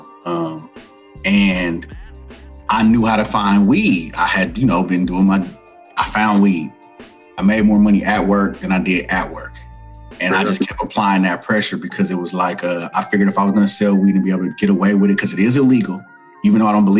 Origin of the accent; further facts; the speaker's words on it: Oakland, California, United States; I'm from East Oakland, California, born and raised, fifth generation